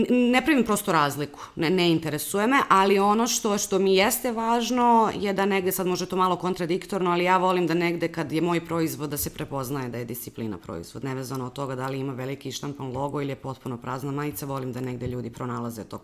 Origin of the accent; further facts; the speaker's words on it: Serbia; kod nas u Srbiji